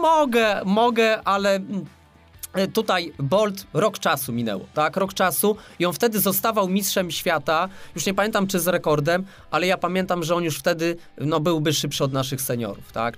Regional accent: Łódź, Łódź Voivodeship, Poland; jestem z Łodzi

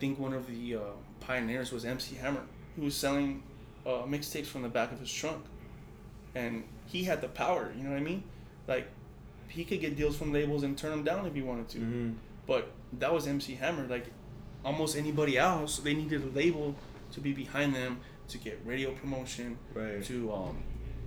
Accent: El Paso, Texas, United States; I'm from El Paso

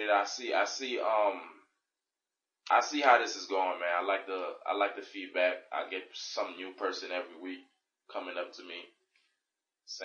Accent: Miami, Florida, United States; I'm from Miami, man.

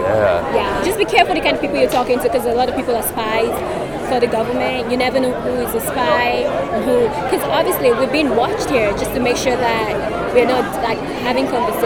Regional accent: Nigeria; now in China; I'm Nigerian

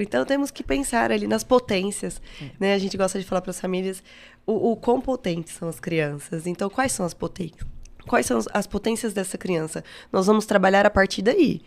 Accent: Uberaba, Minas Gerais, Brazil; sou de Uberaba, fiz a federal

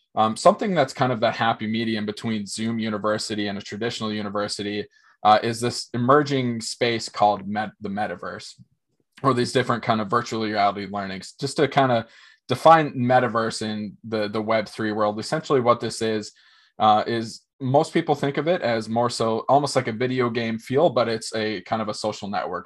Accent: Minnesota, United States; also born or lived in Fargo, North Dakota; born and raised in Minnesota, grew up in a very small town

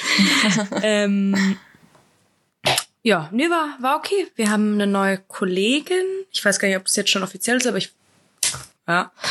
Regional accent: Spain; Na, ich, ich bin doch Spanierin.

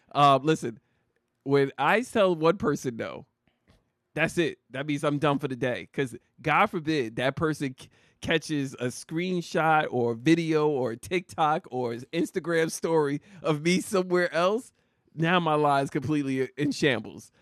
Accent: New Jersey, United States; I'm from Jersey.

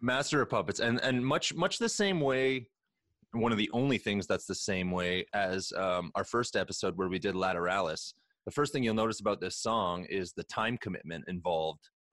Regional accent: Canada; we are Canadian legal cannabis smokers

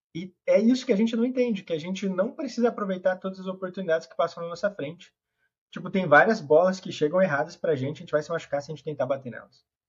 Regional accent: Ribeirão Preto, São Paulo, Brazil; Sou de Ribeirão Preto

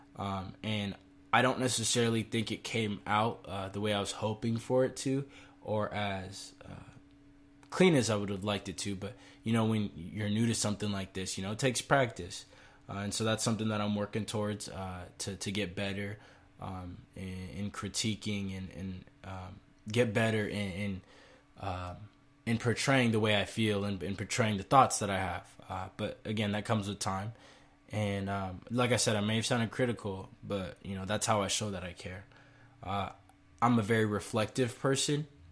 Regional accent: United States; as American citizens and as people of this country

